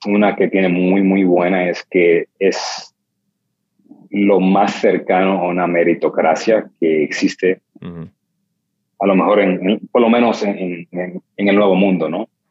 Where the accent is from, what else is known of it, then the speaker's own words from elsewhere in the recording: New York City, New York, United States; yo crecí en el Bronx y Harlem